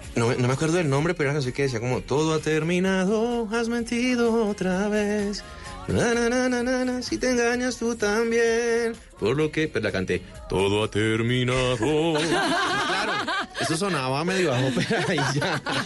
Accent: Cartago, Valle del Cauca, Colombia; also born or lived in Cali; Yo soy de Cartago, Pero, pero bueno, pasé mi infancia en Cartago y hice todo mi bachillerato en Cali

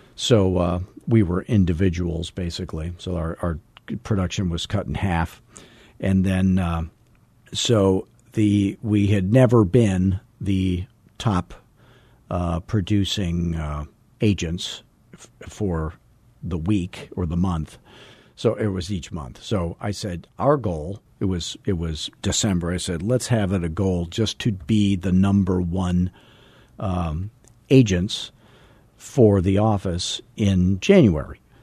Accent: Arizona, United States; I'm from Arizona where everything's like fourteen years old and painted beige

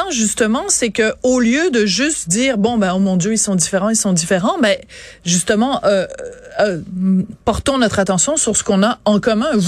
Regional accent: Quebec City, Quebec, Canada; Moi, je viens de Québec.

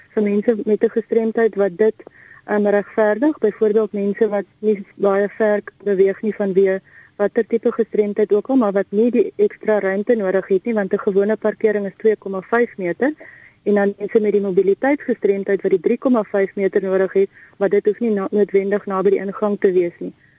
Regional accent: South Africa

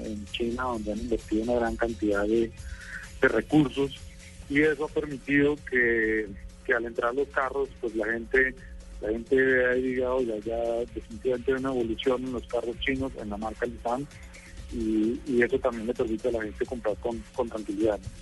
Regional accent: Colombia

